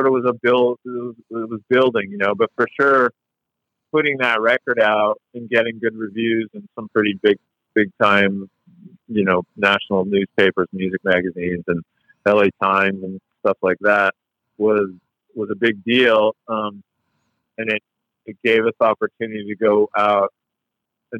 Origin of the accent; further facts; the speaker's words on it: Canada; now in United States; we're originally from Canada